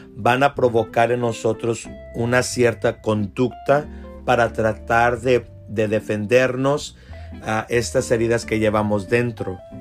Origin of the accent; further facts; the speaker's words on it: South Texas, United States; como decimos nosotros acá en el sur de Texas